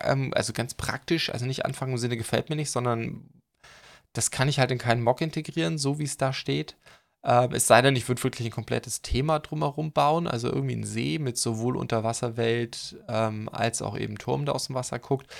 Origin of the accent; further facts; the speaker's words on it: near Laboe, Schleswig-Holstein, Germany; moved away; ziemlich in der Nähe, da wo meine Eltern wohnen, ähm, wo ich herkomme, das Laboeur Ehrenmal